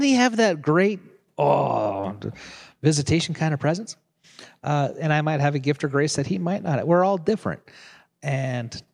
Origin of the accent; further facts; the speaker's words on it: Nebraska, United States; I was in seminary, and I came from Nebraska. I went to seminary in Kansas City, 3 hours away from where I lived.